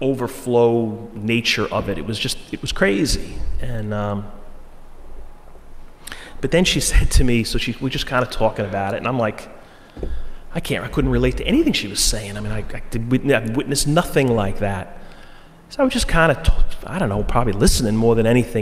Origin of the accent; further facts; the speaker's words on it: Floral Park, New York, United States; a guy I grew up with in Floral Park